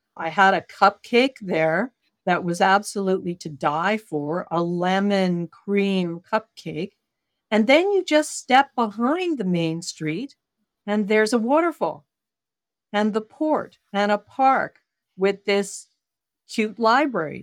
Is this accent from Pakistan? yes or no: no; Canada; I'm Canadian